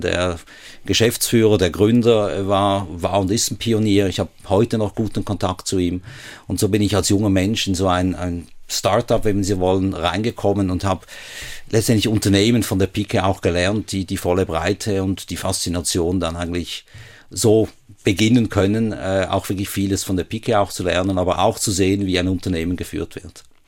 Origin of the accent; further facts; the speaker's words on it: Basel, Basel-Stadt, Switzerland; moved away as an adult; now in Hamburg, Germany; ich bin in Basel aufgewachsen, bin dort äh, in, in Rien in die Primarschule, gleich an der Grenze zu Deutschland